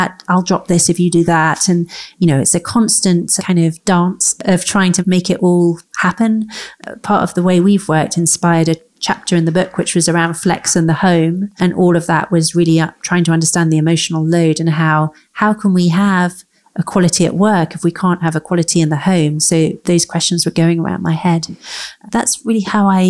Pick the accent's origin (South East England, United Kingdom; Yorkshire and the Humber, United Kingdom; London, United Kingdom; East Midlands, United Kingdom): London, United Kingdom; I grew up in London